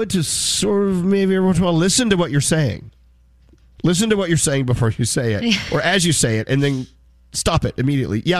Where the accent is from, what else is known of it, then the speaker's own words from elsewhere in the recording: Brooklyn, New York, United States; It'll burn down because it's summertime. We're hot. I'm from Brooklyn. That's what we do.